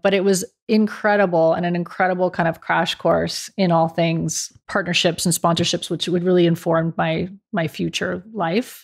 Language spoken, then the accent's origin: English; near Berkeley, California, United States; moved away as an adult; also born or lived in Dallas / New York; as a California girl, I grew up near Berkeley